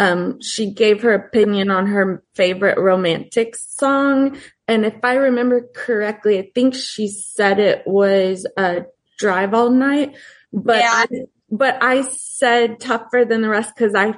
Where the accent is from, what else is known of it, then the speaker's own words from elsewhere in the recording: Austin, Texas, United States; I'm from Austin, and when I would go watch him in Austin, he would play … over the years.